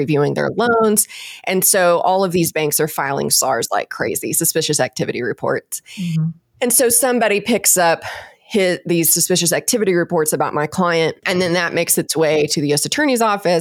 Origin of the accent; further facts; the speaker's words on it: Texas, United States; I'm from Texas, so we would say he's a horse trader